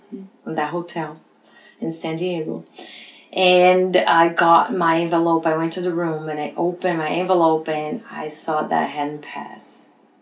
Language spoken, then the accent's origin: English; Brazil; English is a second language; So all my education was in Brazil. And so you guys bear that with my accent.